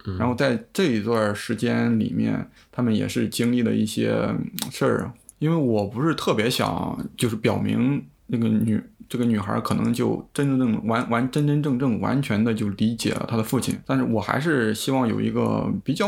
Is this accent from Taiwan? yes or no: no; Shandong, China; moved away as an adult; now in Europe; 我来自山东